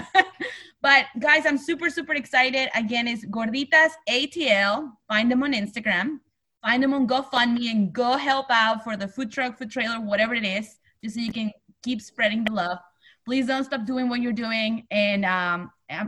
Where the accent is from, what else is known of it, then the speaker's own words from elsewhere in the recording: Tulancingo, Hidalgo, Mexico; now in Atlanta, United States; I was born and raised in Tulancingo, which is just down the street.